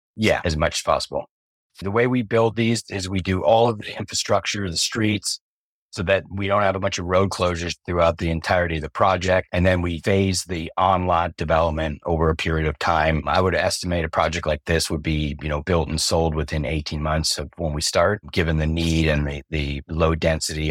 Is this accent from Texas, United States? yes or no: no; Covina, California, United States; my hometown, Covina, where I was born